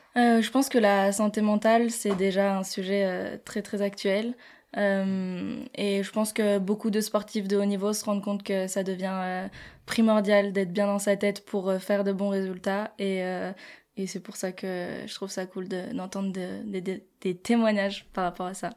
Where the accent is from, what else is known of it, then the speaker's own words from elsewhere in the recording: La Plagne, Auvergne-Rhône-Alpes, France; j'ai grandi à La Plagne.